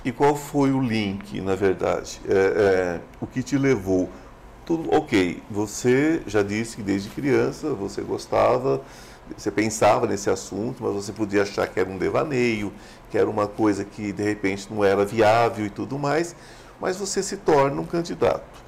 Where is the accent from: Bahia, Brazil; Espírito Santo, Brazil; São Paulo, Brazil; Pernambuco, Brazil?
São Paulo, Brazil; eu não sou goiano, sou paulista, mas meu coração é goiano